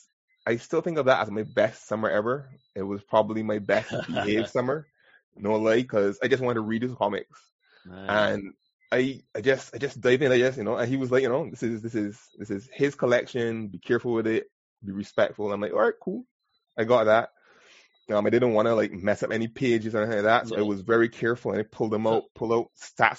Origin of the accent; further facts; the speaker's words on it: Barbados; I am born and bred from Barbados. I've never really lived anywhere else